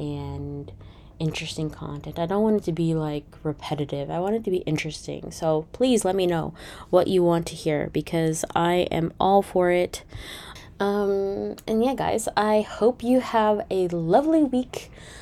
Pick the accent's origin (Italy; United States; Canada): Canada; I am Canadian